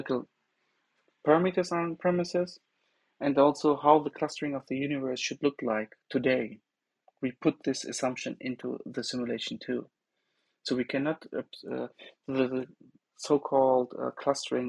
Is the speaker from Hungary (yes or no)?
no; Bochum, North Rhine-Westphalia, Germany; moved away; also born or lived in Aachen / Hattingen; I am from Bochum